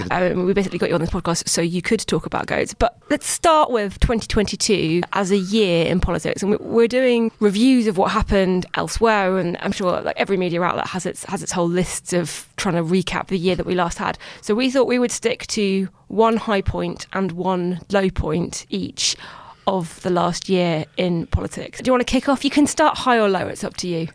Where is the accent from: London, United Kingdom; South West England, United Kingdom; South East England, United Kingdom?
London, United Kingdom; I'm from London